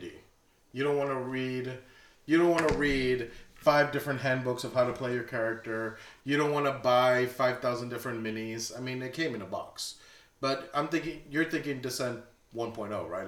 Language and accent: English; Bronzeville, Texas, United States; I'm from Bronzeville, Texas